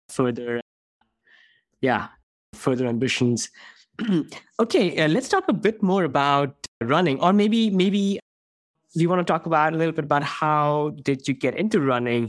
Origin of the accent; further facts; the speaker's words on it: India; moved away; I grew up in India